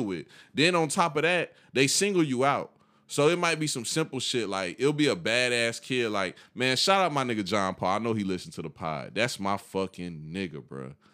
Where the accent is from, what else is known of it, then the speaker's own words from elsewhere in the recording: Columbia County, Georgia, United States; growing up in Columbia County